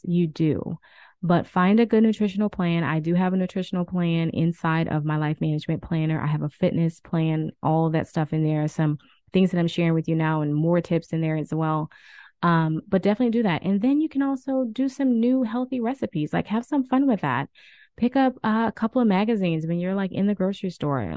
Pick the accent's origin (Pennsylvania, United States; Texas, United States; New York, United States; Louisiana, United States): Louisiana, United States; New Orleans; I'm from the South. I'm from New Orleans